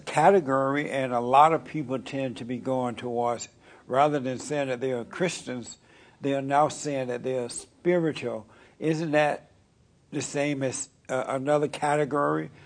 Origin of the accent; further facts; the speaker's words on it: Alabama, United States; moved away; I grew up in Alabama.